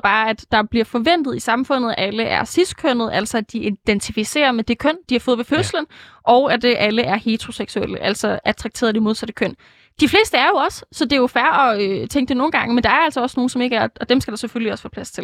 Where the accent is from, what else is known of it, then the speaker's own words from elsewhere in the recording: Jutland, Denmark; jeg er jo jyde